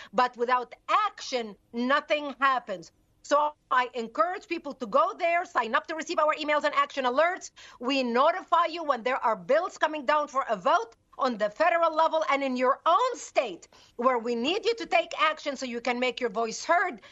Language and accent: English; Lebanon; moved away; I was born and raised in Lebanon